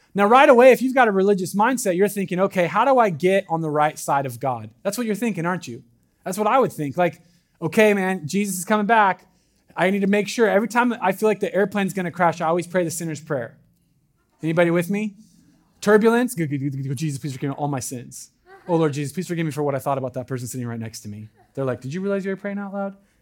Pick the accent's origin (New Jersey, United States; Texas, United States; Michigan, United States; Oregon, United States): Oregon, United States; Southern; I'm from Southern Oregon